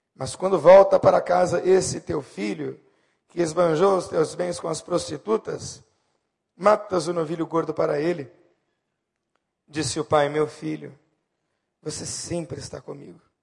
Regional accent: Santo André, São Paulo, Brazil; also born or lived in Bauru, São Paulo; todos nós nos mudamos de São Paulo, aliás, Santo André ali em São Paulo, na região do Grande ABC, para Bauru no interior

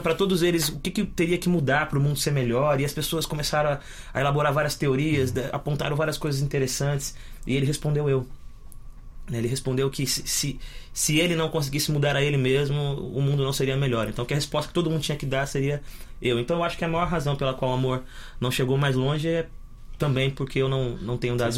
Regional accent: São Paulo, Brazil; eu e meus irmãos nascemos todos em São Paulo

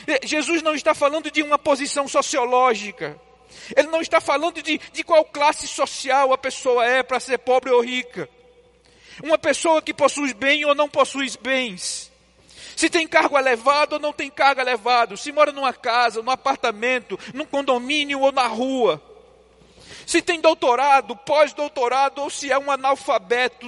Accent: João Pessoa and Recife, Northeast Brazil, Brazil; moved away; visitando minha terra, João Pessoa e Recife. Fui lá renovar o sotaque

